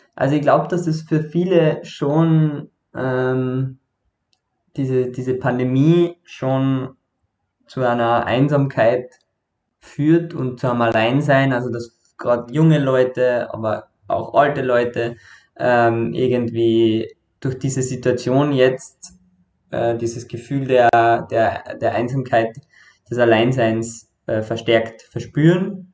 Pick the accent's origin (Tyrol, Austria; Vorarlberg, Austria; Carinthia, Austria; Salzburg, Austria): Carinthia, Austria; now in Vienna, Austria; war davor in Kärnten, wo ich herkomme, äh, bei meiner Familie